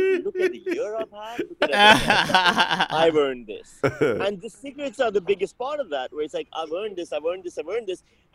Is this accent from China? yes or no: no; Pakistan; when I was growing up in Pakistan